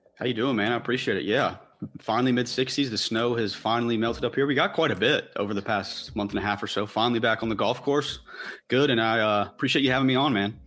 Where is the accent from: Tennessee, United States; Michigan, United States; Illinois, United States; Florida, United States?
Tennessee, United States; growing up in Tennessee